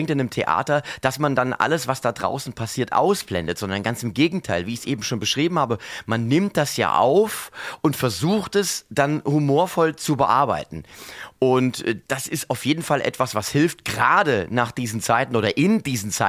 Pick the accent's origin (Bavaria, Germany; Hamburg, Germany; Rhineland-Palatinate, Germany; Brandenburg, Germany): Rhineland-Palatinate, Germany; Mainz; Ich bin ja ein echter Mainzer. Ich bin ja hier geboren, hier aufgewachsen, habe auch in der Fasnacht auf der Bühne gestanden